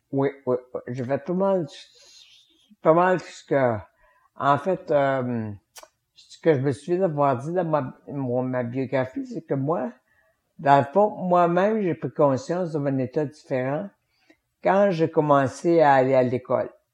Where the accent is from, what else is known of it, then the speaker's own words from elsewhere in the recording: Victoriaville, Quebec, Canada; J'ai quitté l'Institut pour aller faire le cinquième secondaire à l'école euh, secondaire de, de, de chez nous